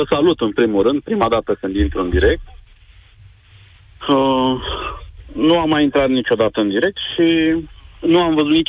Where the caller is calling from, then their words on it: Prahova, Romania; Prahova, o comuna Pădenii Noi.